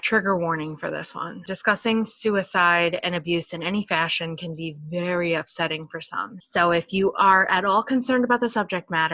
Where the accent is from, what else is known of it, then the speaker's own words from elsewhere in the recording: New York, United States; accent: New Yorker; my New Yorker accent